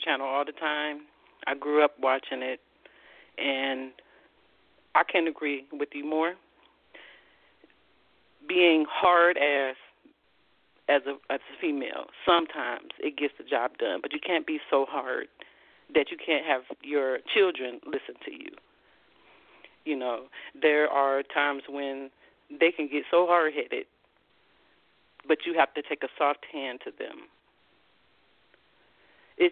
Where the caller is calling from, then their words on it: Columbus, Ohio, United States; I'm calling from Columbus, Ohio.